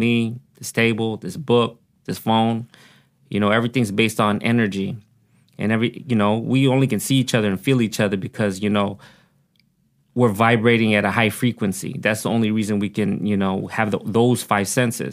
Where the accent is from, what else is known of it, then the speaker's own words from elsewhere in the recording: Oxnard, California, United States; accent: country twang; English is a second language; also born or lived in Pampanga, Philippines; I grew up here in Oxnard, but I was born in the Philippines.